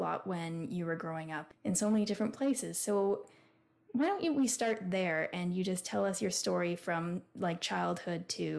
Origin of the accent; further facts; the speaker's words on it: Canada; we both grew up, like, we're born and raised in Canada. We've had that common Canadian growing up experience.